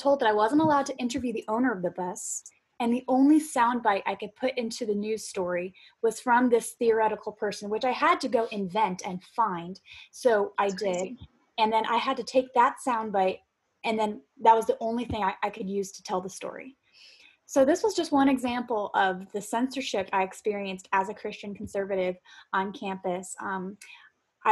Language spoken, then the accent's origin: English; Florida, United States; I'm from Florida